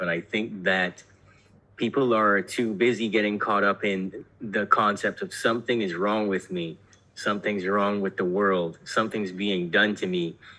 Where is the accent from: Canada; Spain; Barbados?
Barbados; I was born in Barbados